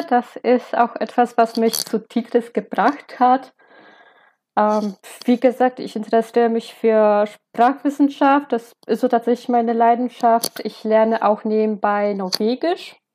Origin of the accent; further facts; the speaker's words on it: Lesser Poland, Poland; moved away as an adult; now in Leipzig, Germany; Äh, ich bin in einem Dorf äh, nah an Krakau aufgewachsen, also in Südpolens und ich habe während meiner Studienzeit an der Jagiellona-Universität mal ein ähm, Auslandssemester in Leipzig gemacht.